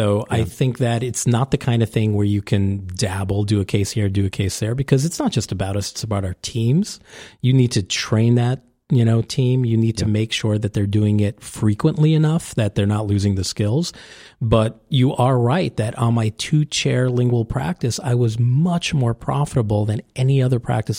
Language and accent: English; New York City, New York, United States; he's a New Yorker. I'm a New Yorker.